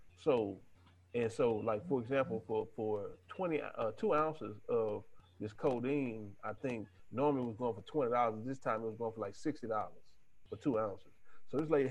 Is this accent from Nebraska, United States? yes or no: no; Texas, United States; I'm from Texas